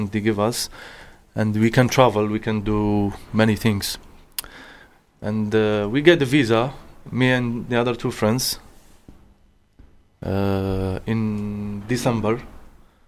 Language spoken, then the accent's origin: English; Kouba, Algiers Province, Algeria; English is a second language; moved away as an adult; also born or lived in Germany; now in United Kingdom; I'm from Algeria. The town is called Kouba. It's very popular towns and is the Algeria capital.